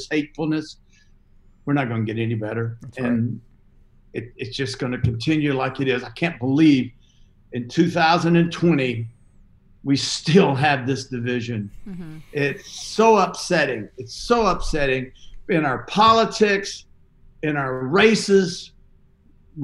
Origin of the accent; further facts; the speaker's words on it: the South, United States; I'm from the South.